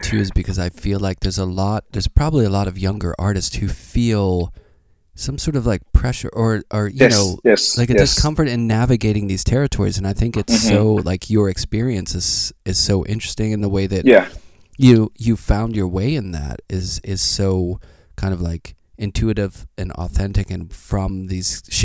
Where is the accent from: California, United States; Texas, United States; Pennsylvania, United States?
Pennsylvania, United States; Pittsburgh; I'm from Pittsburgh